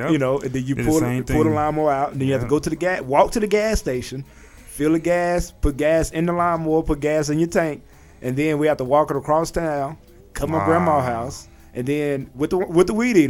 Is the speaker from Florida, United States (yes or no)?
no; Mexia, Texas, United States; Just a little country boy from Texas